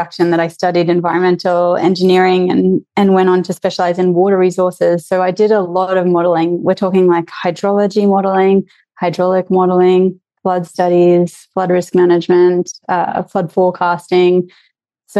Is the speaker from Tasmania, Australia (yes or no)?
no; near Brisbane, Southeast Queensland, Australia; I grew up in Southeast Queensland, near Brisbane, Australia